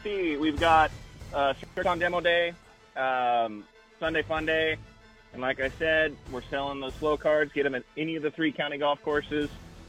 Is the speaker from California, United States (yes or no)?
yes; Bay Area, California, United States; Both my parents from Oakland, growing up in the Bay Area